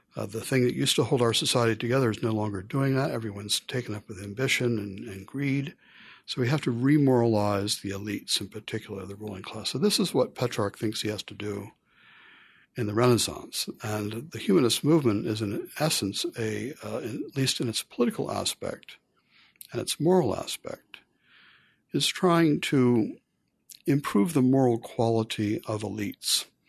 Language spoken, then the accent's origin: English; Philadelphia, Pennsylvania, United States; I was born in Philadelphia, um, brought up by a Christian family. I went to high school in the Philadelphia area.